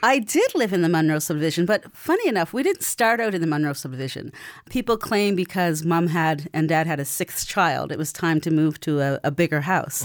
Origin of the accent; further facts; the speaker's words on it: Beechville, Nova Scotia, Canada; also born or lived in Cherry Brook; I've been born and raised in Beachville